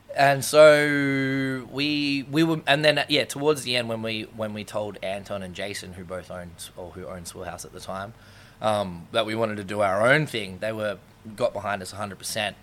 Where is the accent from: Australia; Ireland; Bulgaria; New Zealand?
Australia; Sydney, New South Wales; we ran around pretty much South Sydney most of our lives